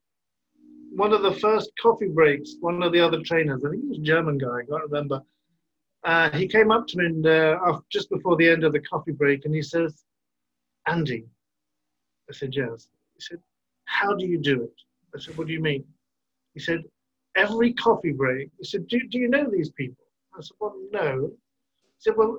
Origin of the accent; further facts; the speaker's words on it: Burgess Hill, South East England, United Kingdom; now in Brussels, Belgium; I grew up in near the coast in a little town called Burgess Hill near Brighton